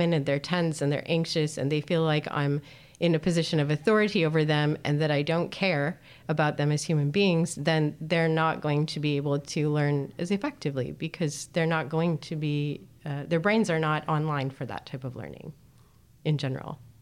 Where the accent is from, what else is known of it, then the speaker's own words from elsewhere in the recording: Canada; now in Netherlands; I come from Canada